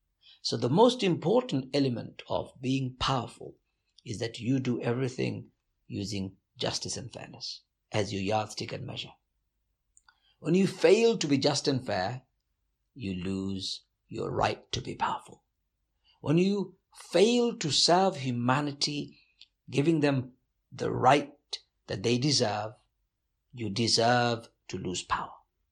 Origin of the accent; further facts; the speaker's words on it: London, United Kingdom; So I was born over there, but very soon I came back to the UK. So I was in the UK. Growing up in the East End of London was not just terrifying, but brutalizing.